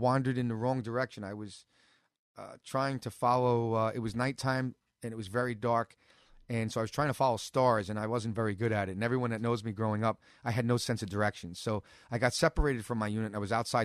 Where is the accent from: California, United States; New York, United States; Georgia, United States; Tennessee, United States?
New York, United States; New York City; now in Staten Island, United States; I was born here in Brooklyn